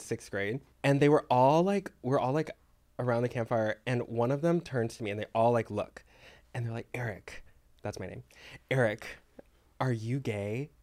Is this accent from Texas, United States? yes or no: yes; Texas, United States; moved away; growing up in Texas